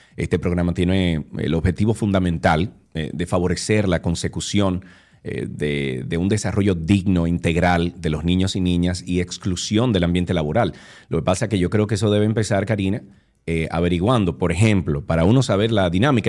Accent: Dominican Republic; sociedades como la dominicana

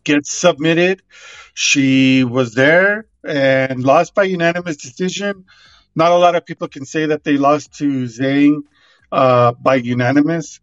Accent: Albuquerque, New Mexico, United States; covering one of their events here in, in Albuquerque

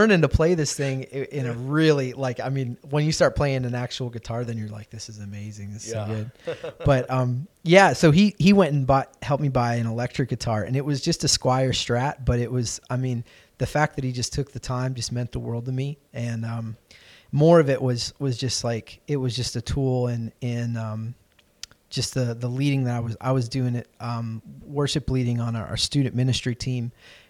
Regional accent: Lancaster, Pennsylvania, United States; also born or lived in Chicago / Ohio; my family moved around a good bit when I was growing up, so I was born in Chicago, and we just started making a beeline east. So I was in Ohio for a little bit, and then we moved outside of Philadelphia to Lancaster, Pennsylvania.

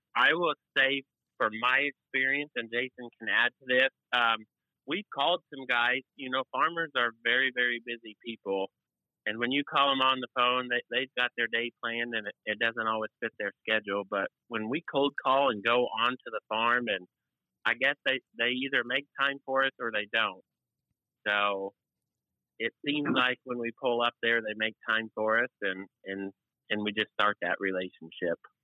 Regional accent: Northeast Kansas, United States; I'm from Northeast Kansas

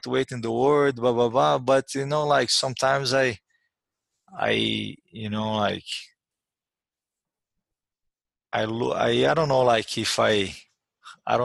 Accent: Uberlândia, Minas Gerais, Brazil; English is a second language; moved away as an adult; also born or lived in New York; I was training on my hometown Uberlândia

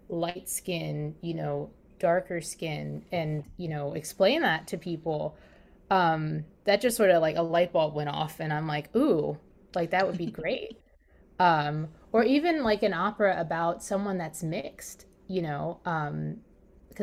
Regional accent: Maryland, United States; I'm from Maryland

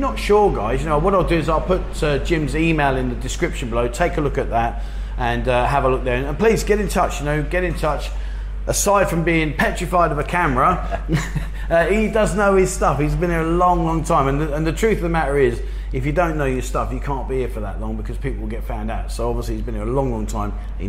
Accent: Korat, Nakhon Ratchasima, Thailand; What do you think of Korat? That's my hometown, that's where I live.

